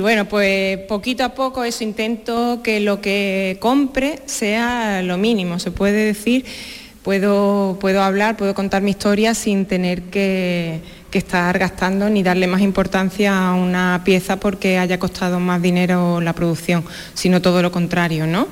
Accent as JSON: {"language": "Spanish", "town": "Torrecampo", "region": "Andalusia", "country": "Spain", "tie": "born or raised there", "said": "me he traído mi pueblo, Torrecampo"}